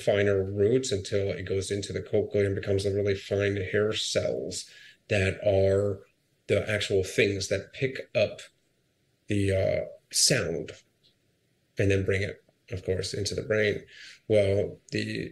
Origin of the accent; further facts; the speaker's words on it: Akron, Ohio, United States; moved away; I ran my hometown marathon in Akron, Ohio